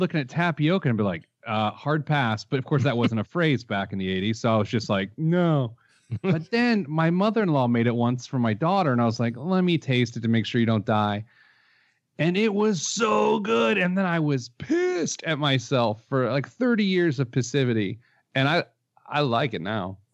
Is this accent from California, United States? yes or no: no; Speedway, Indiana, United States; I grew up in Speedway, Indiana, steps away from the famed Indianapolis Motor Speedway